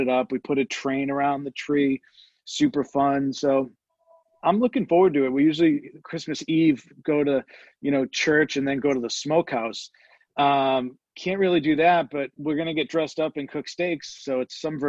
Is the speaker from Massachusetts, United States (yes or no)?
yes; Boston, Massachusetts, United States; moved away; I'm from Boston. My wife's from New York